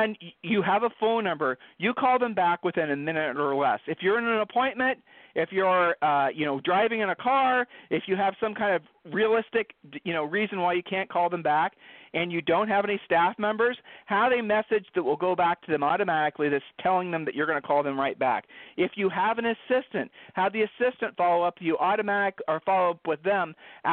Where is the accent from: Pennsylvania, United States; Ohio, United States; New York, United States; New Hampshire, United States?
Ohio, United States; I'm from Ohio